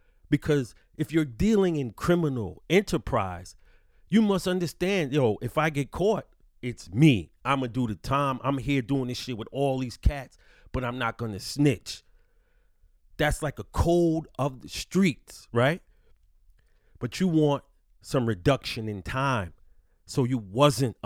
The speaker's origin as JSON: {"language": "English", "town": "New York City", "region": "New York", "country": "United States", "tie": "born or raised there", "said": "I'm from New York City, B."}